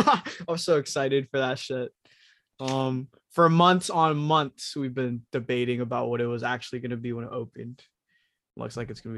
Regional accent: Philippines; moved away; I'm Filipino.

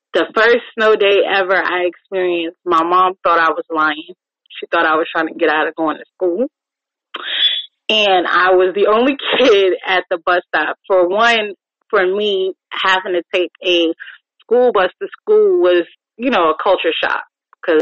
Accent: New York, United States; now in Virginia, United States; the snow that I grew up with in New York.

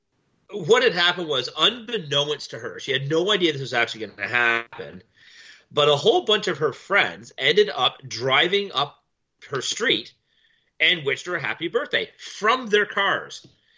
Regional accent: Canada; as a Canadian, as you might have known if you've been paying any bit of attention to any bit of the news, Quebec has the most strict rules in play in all of Canada right now

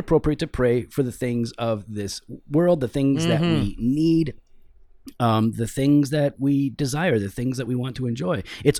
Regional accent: Missouri, United States; This is what I grew up with down in Missouri in the country.

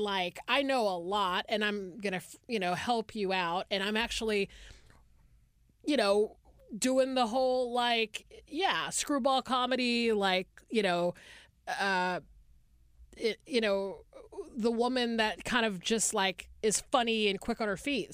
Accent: Atlanta, Georgia, United States; moved away as an adult; now in Los Angeles, United States; I grew up in the Deep South

